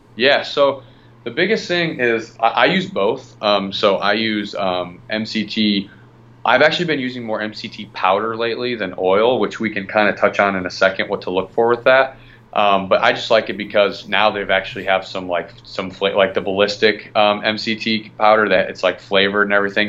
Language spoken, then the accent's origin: English; Midwest, United States; now in Florida, United States; I'm originally from the Midwest